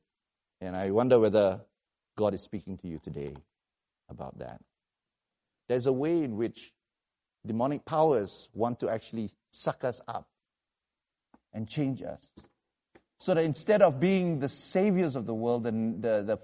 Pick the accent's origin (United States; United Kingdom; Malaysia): Malaysia; I come from Malaysia